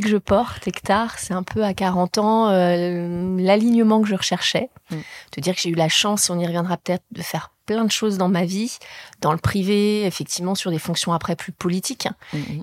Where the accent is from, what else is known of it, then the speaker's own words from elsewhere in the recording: Deux-Sèvres, Nouvelle-Aquitaine, France; moved away; also born or lived in Paris; j'ai grandi dans les Deux-Sèvres